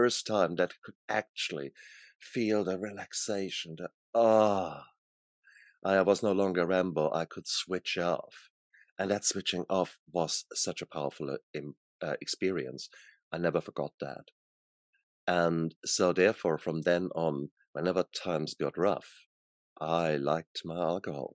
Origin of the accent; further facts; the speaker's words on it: Germany; born in Germany, and I was born in the 60s there. So when I was young, I was in, you know, my teenager years, that was the 70s, 80s in Germany